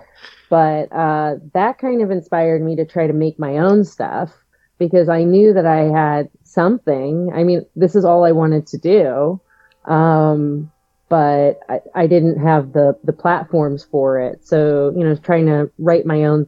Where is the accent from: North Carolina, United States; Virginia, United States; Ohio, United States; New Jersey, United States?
Ohio, United States; Northeast; moved away as an adult; also born or lived in New York; now in Cleveland, United States; I'm from the Northeast Ohio area